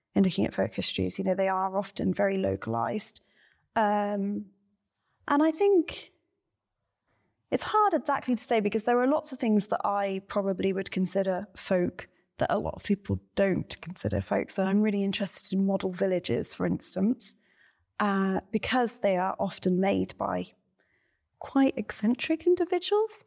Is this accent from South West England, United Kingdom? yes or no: yes; Cornwall, South West England, United Kingdom; also born or lived in Ireland; I grew up in Ireland and then Cornwall, and generally was in the countryside as a child